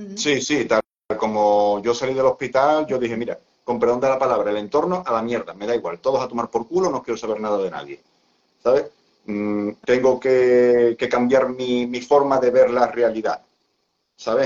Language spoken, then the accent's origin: Spanish; Seville, Andalusia, Spain; yo soy de España, de, concretamente de, Sevilla